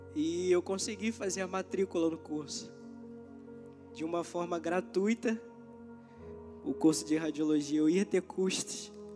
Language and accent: Portuguese; São Gonçalo, Rio de Janeiro, Brazil; aqui é minha casa, lugar onde eu cresci, aprendi, amadureci